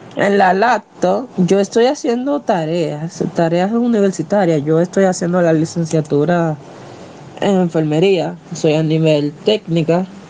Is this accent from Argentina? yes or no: no; Dominican Republic; a pura cepa, de pura cepa, dominicana al 100%